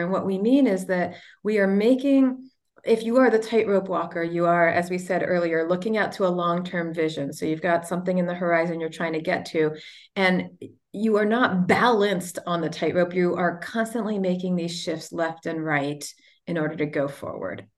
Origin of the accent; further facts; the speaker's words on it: United States; we as the American people